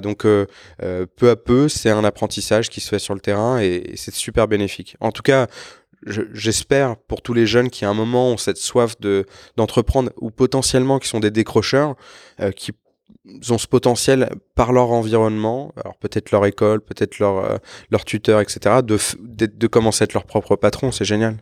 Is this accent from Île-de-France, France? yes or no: yes; Évry, Île-de-France, France; moved away as an adult; je suis né à Évry, j'ai passé quasiment 25 ans là-bas